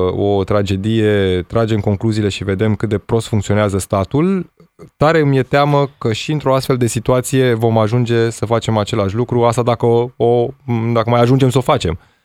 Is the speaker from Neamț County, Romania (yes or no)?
no; Petroșani, Hunedoara County, Romania; din orașul natal, din Petroșani